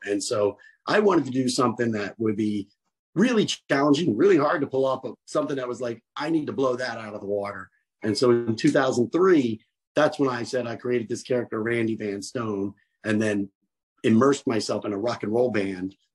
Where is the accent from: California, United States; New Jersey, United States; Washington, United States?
New Jersey, United States; I'm from Jersey